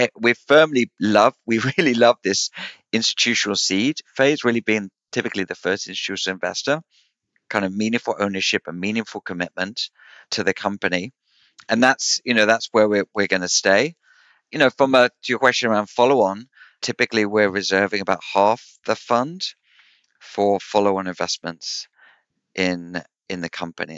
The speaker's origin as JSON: {"language": "English", "country": "United Kingdom", "said": "I'm I'm British"}